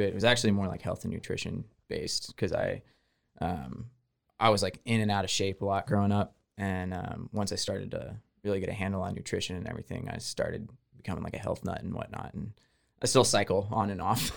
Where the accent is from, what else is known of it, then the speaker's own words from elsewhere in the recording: Houston, Texas, United States; moved away; I'm from Texas. I'm from Houston originally